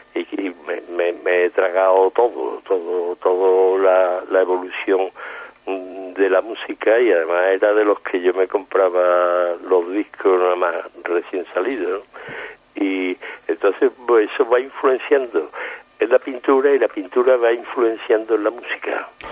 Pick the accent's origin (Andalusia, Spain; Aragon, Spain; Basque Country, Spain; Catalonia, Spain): Andalusia, Spain; Seville; soy sevillano andaluz y, y rockero, en parte